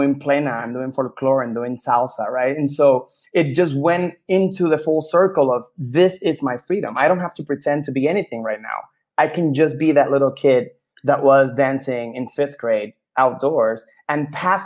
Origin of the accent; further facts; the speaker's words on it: Puerto Rico; moved away; I grew up in Puerto Rico, of course, and like, I started doing theater in public school